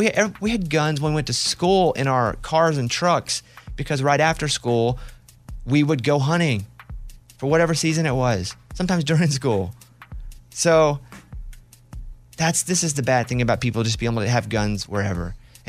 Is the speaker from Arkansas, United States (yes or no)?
yes; Arkansas, United States; Where I grew up in Arkansas, we used them as tools.